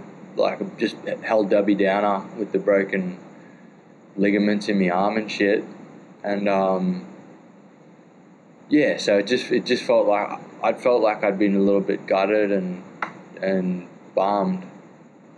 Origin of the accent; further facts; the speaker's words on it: Australia; I'm from Australia.